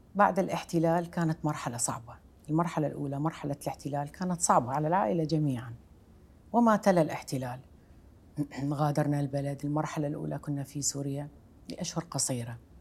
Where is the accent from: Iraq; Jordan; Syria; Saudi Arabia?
Iraq; moved away as an adult; أنا عراقية وربيت في بيت يذكر العراق كعنوان كبير